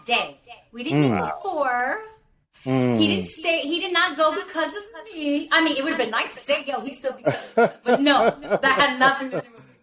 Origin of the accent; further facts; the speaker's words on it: New York, United States; I'm from New York